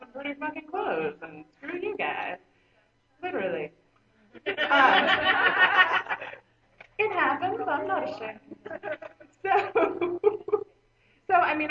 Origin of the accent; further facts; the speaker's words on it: Florida, United States; I was in Atlanta, Florida